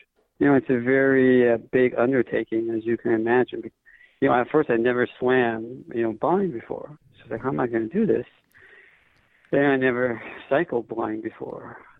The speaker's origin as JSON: {"language": "English", "town": "Honolulu", "region": "Hawaii", "country": "United States", "tie": "born or raised there", "said": "My home, you want to call it home duty station, my hometown is Honolulu, Hawaii."}